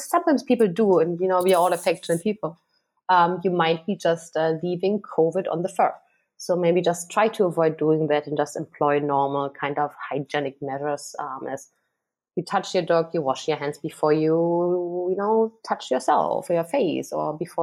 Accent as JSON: {"language": "English", "country": "Germany", "tie": "born or raised there", "moved": "yes", "lives_now": "Hong Kong", "said": "I'm kind of spoiled growing up in Germany."}